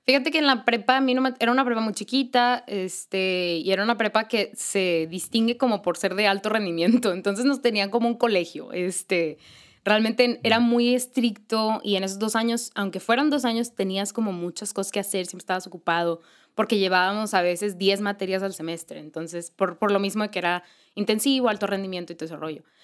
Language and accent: Spanish; Monterrey, Nuevo León, Mexico; aquí en Monterrey, eh, porque soy de aquí de Monterrey